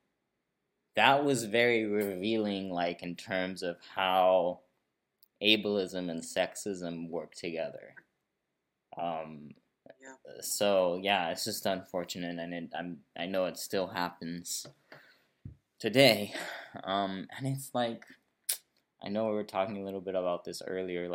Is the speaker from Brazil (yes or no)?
yes; Brazil; also born or lived in San Francisco, United States; I was born in Brazil, but then I did live in San Francisco, from like a few months old till 9 years old